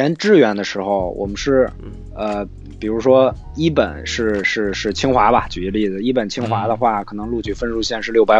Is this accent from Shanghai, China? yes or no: no; Beijing, China; 我们感我感觉我感觉江苏的人比我北京人还多。